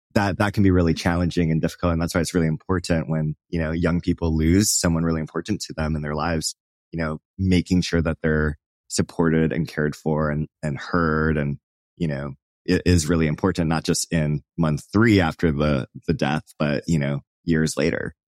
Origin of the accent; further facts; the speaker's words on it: Hawaii, United States; I grew up in Hawaii